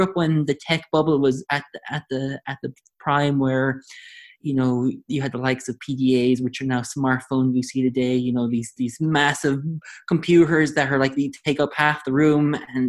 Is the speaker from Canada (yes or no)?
no; Limerick, Munster, Ireland; also born or lived in United States / Taiwan; So, as you mentioned, I'm from Limerick. I don't sound like I'm from Limerick because I lived, my parents and my family lived in America and then Taiwan, and they came back to Ireland. So I've lost the Limerick, true Limerick accent.